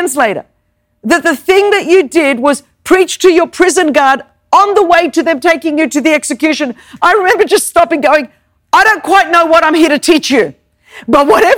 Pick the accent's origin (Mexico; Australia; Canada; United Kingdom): Australia; Sydney, New South Wales; first language Greek; English is a second language; now in United States; I grew up in Sydney, Australia